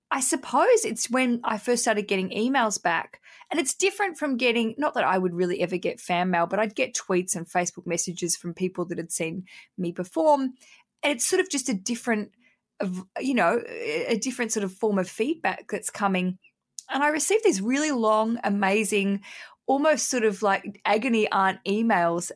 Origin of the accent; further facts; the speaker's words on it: Hobart, Tasmania, Australia; we're both from Hobart